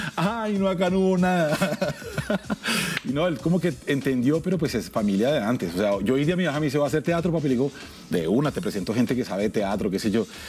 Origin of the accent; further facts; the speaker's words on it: Soacha, Cundinamarca, Colombia; also born or lived in Bogotá; yo soy Rolo, yo soy suachuno en realidad. Yo crecí en Suacha, hasta los 15 años viví en Suacha, luego me mudé al Galán.